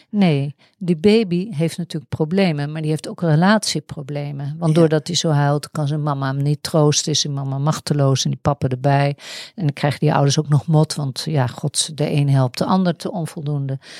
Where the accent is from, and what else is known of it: Netherlands